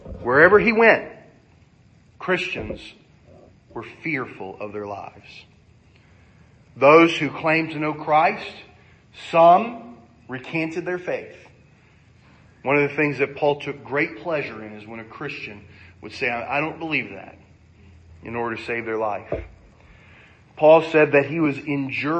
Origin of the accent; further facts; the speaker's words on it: United States; I'm an American